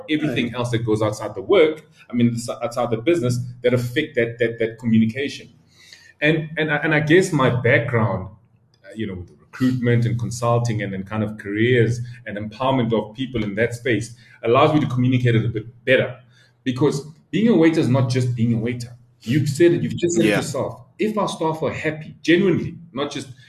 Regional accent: Soweto, Gauteng, South Africa; I grew up in Soweto. Like, I was raised by my grandmother.

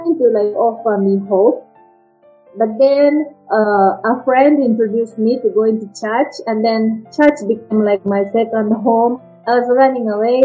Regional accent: Japan; English is a second language; moved away as an adult; also born or lived in United Kingdom; now in Kenya; I was born in Japan, and it's like a traditional Japanese family

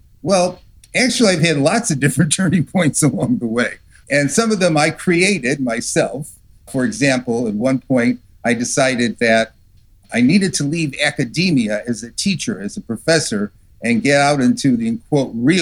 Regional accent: New England, United States; moved away as an adult; now in Arizona, United States; I grew up in New England and slowly migrated from the East Coast of the United States over to the West Coast and to the hot deserts of Arizona

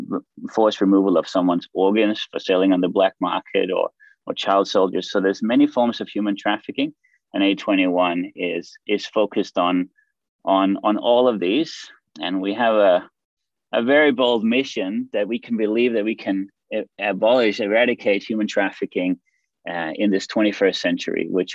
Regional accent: Denmark; moved away as an adult; also born or lived in Australia / Greece; I'm actually from Denmark in Europe and also living here now.

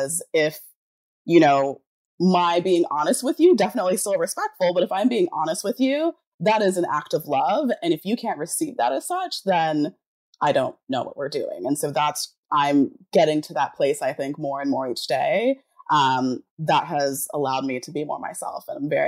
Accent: Jamaica; I'm Pisces, I'm Jamaican, so I'm like very passive aggressive.

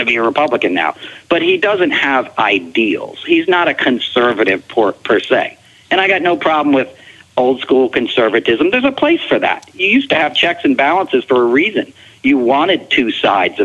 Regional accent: Hyattsville, Maryland, United States; also born or lived in Chestertown, Maryland; now in New York City, United States; I grew up in PG in a multiracial neighborhood outside of the University of Maryland in like Hyattsville, Maryland in the 70s and 80s.

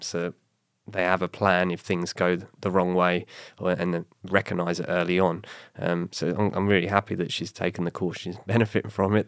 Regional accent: England, United Kingdom; moved away; my heritage as being English

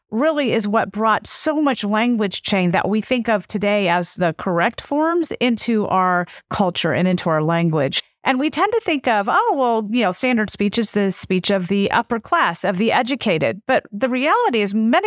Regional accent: the South, United States; accent: southern; southern vowel features because that's where I grew up.

